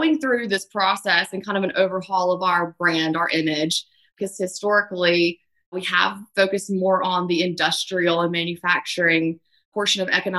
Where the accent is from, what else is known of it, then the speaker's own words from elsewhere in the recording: Meridian, Mississippi, United States; Growing up in Meridian, Mississippi, we're just, you know, across the border from Tuscaloosa, Alabama